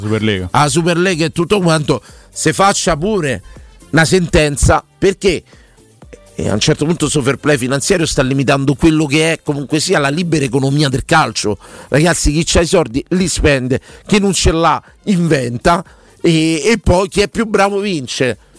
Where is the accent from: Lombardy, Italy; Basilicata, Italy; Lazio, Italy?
Lazio, Italy; Rome; sono romano e romanista